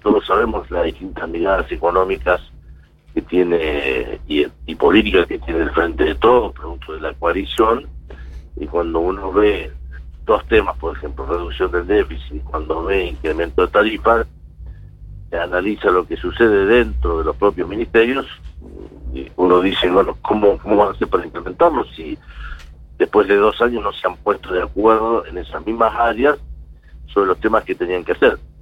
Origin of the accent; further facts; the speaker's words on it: Argentina; como argentino